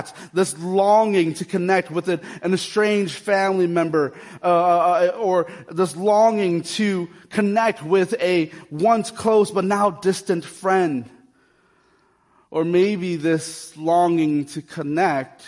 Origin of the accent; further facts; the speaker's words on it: Akron, Ohio, United States; Growing up in the North Hill, Akron community, the neighborhood was very diverse. Our schools, the schools I went to growing up